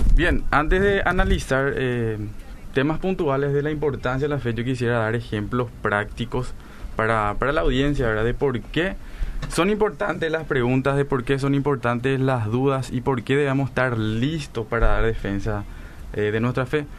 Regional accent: Paraguay; Nosotros somos paraguayos

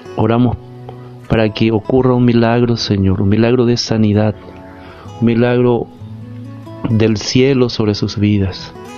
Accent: Paraguay; estamos viviendo como paraguayos

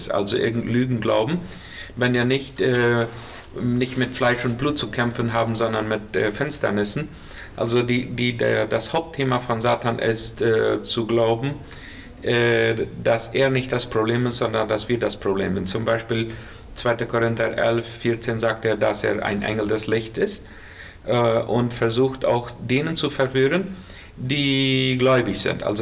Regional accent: Colonia Menno, Boquerón, Paraguay; now in Asunción, Paraguay; Ich komme aus Kolonie Merno ursprünglich und eine lange Zeit auf Kilometer 81 gewesen.

